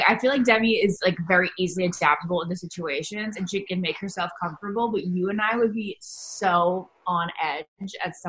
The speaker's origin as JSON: {"language": "English", "region": "Northern Virginia", "country": "United States", "tie": "born or raised there", "moved": "as an adult", "said": "Yeah, I lived here, you know, up until like 25, on and off until I was 26."}